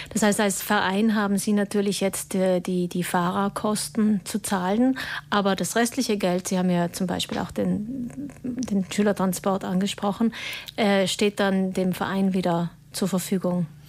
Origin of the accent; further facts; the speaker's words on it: South Tyrol, Trentino-Alto Adige, Italy; bei uns in Südtirol